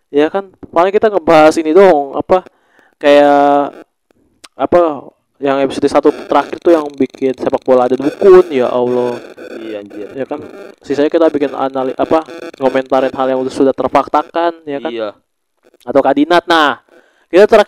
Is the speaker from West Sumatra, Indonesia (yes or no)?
yes; Padang, West Sumatra, Indonesia; nah berarti ada ada dari Padang dong kota gue Padang